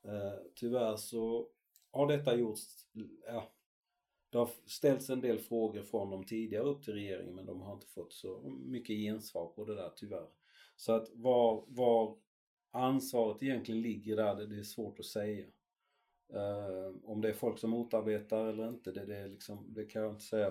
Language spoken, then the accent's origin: Swedish; Sweden; also born or lived in Chile; vi är ju väldigt svenska